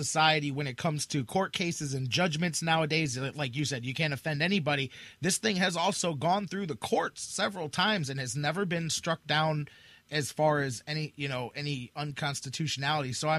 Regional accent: Cleveland, Ohio, United States; I'm from Cleveland

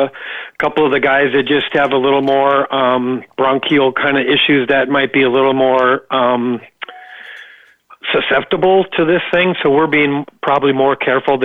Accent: Los Angeles, California, United States; We're born and raised in Venice Beach, California

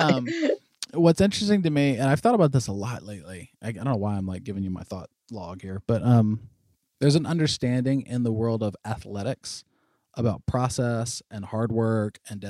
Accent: North Florida, United States; I'm from North Florida

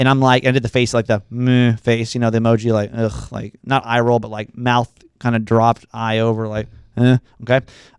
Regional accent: California, United States; I grew up in Ventura County.

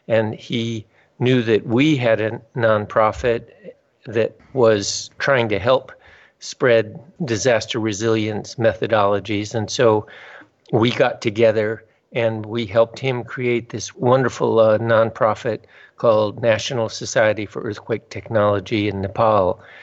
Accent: Southern California, United States; also born or lived in Tajikistan; I grew up in Southern California

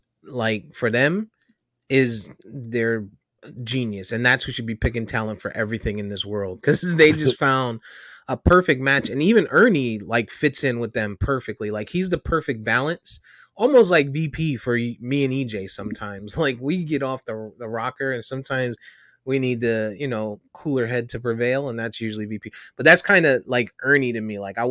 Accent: Connecticut, United States; It's because I'm from Connecticut and I'm a UConn fan.

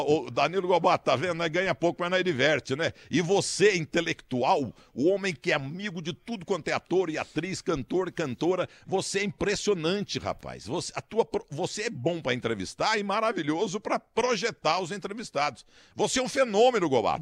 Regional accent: Muzambinho, Minas Gerais, Brazil; não nasceu na minha terra

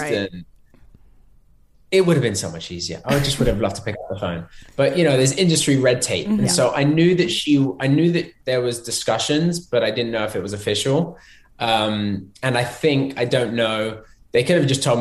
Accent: London, United Kingdom; now in Los Angeles, United States; I'm from London

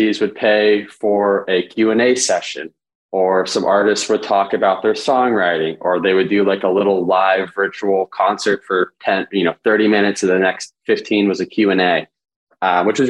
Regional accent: Danville, California, United States; So I'm born and raised in Danville, California. I'm a Bay Area kid

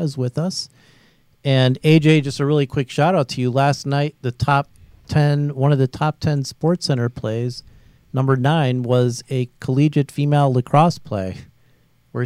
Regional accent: Chicago, Illinois, United States; I'm from Chicago

